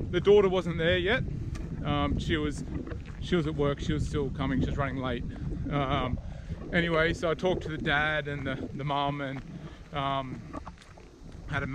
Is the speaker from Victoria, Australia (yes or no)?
no; Brisbane, Queensland, Australia; I'm from Brisbane.